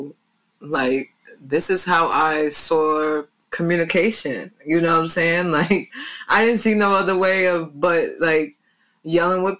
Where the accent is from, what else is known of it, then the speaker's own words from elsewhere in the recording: New York City, New York, United States; I grew up in Queens, New York.